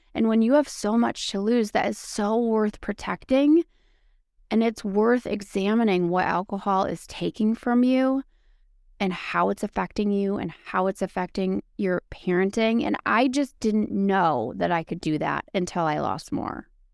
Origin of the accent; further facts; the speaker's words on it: Wisconsin, United States; also born or lived in Green Bay, Wisconsin; I'm from Wisconsin, and so Wisconsin is like known for beer